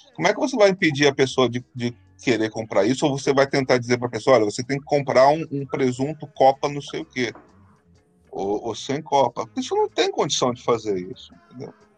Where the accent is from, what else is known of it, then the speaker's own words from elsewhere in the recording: Rio de Janeiro, Brazil; quando eu era pequeno lá no Burger, Carioca